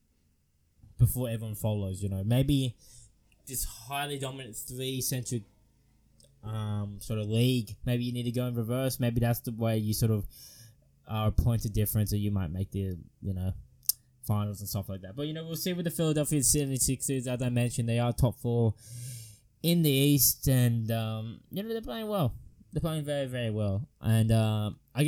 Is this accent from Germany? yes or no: no; Australia; I'm an Aussie boy